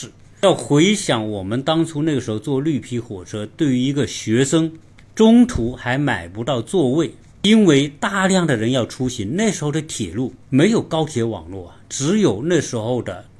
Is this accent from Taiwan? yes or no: no; southern China, China; moved away as an adult; also born or lived in Changchun; 我本身是出生在南方。然后我要去吉林大学读书，